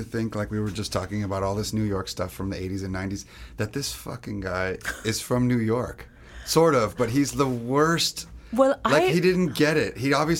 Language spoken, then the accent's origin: English; France; now in United States; I'm French. I came here from France. I'm not, you know, originally American.